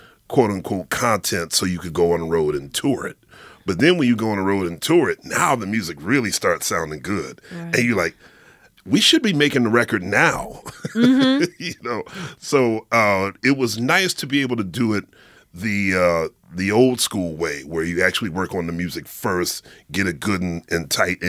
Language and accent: English; Philadelphia, Pennsylvania, United States; now in New York, United States; And growing up in Philly, I was certainly aware of Motown because my mother was, you know, she raised me on Motown.